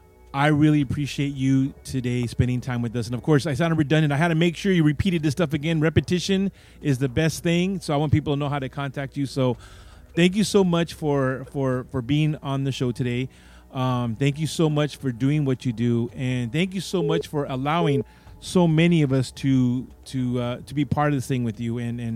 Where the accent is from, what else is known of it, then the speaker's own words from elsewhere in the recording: Santa Ana, California, United States; And if you've been in Santa Ana, like I'm from Santa Ana, you can need a boogie a little bit.